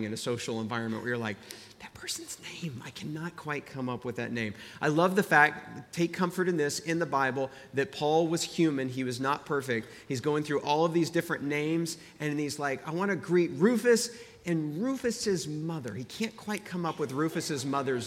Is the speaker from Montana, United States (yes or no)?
no; Central Texas, United States; moved away as an adult; also born or lived in Princeton, New Jersey; I grew up in Texas, and this is just how you greeted one another growing up in Central Texas